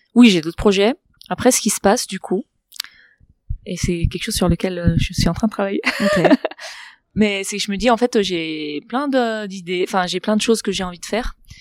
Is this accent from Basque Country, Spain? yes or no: no; Barcelona, Catalonia, Spain; French is a second language; moved away; also born or lived in Berkeley; je suis de Barcelone